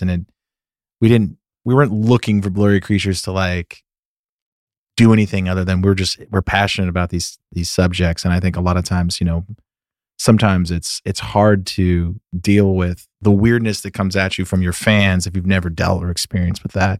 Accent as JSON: {"language": "English", "town": "Sacramento", "region": "California", "country": "United States", "tie": "born or raised there", "moved": "as an adult", "lives_now": "Nashville, United States", "said": "I grew up in Northern California, the suburbs of, of Sacramento"}